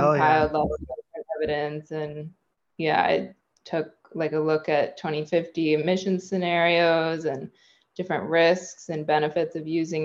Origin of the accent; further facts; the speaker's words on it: Bay Area, California, United States; I'm from the Bay Area of California. And yeah, I grew up here